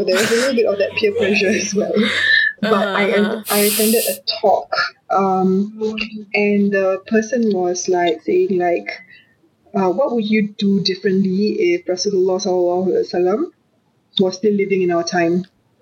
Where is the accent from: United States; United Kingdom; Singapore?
Singapore; also born or lived in Australia; I'm from Singapore.